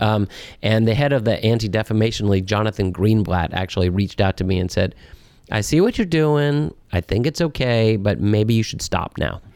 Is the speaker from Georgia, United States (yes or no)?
yes; Atlanta, Georgia, United States; now in Washington, United States; my parents are New Yorkers, um, but, uh, they moved to Atlanta when I was just two years old. I really do think of myself as an Atlantan